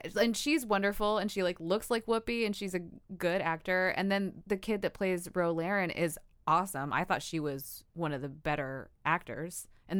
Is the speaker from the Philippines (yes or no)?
yes; Philippines; I'm Filipino.